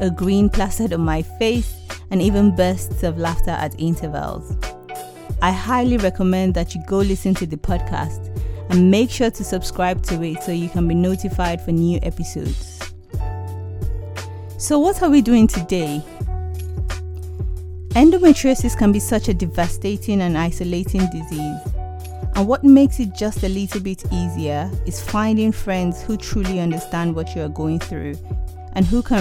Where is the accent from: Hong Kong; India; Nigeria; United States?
Nigeria; now in United Kingdom; I'm Black African from Nigeria, and I moved to the UK in 2010